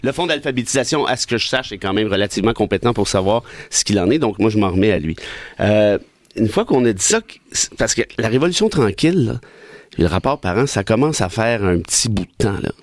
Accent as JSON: {"language": "French", "town": "Mont-Laurier", "region": "Quebec", "country": "Canada", "tie": "born or raised there", "said": "à Mont-Laurier, mon patelin"}